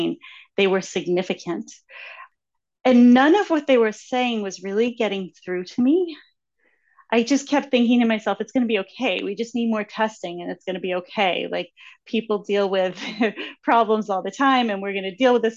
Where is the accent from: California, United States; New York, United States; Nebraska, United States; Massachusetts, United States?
Massachusetts, United States; I am from Massachusetts